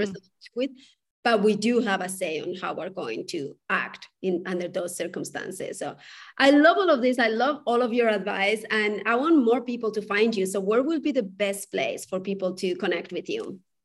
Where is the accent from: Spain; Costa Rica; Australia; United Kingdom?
Spain; moved away; I come from a culture, I come from Spain